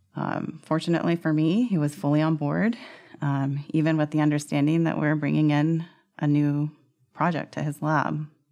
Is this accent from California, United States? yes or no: yes; Sacramento, California, United States; I grew up in Sacramento, California